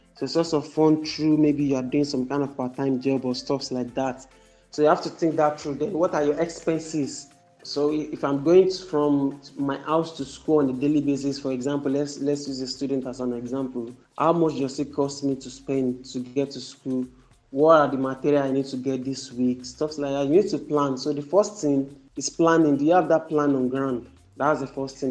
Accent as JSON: {"language": "English", "country": "Nigeria", "said": "I'm from Nigeria"}